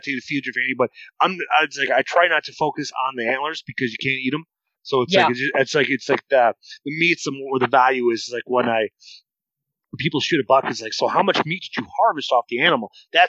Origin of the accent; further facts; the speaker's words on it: Iowa, United States; growing up in Northern Iowa, is going after cottontail and going after pheasants and squirrels.